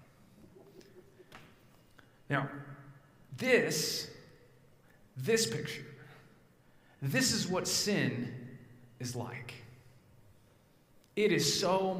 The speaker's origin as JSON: {"language": "English", "town": "Evergreen", "region": "Colorado", "country": "United States", "tie": "born or raised there", "moved": "yes", "lives_now": "New Jersey, United States", "said": "I grew up in a little town called Evergreen, just west of Denver, up into the mountains"}